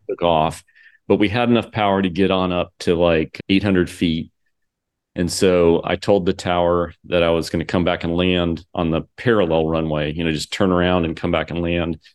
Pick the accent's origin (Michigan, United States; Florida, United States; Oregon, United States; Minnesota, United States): Florida, United States; Port Orange; also born or lived in Daytona Beach, Florida; I grew up here in Daytona and in Port Orange.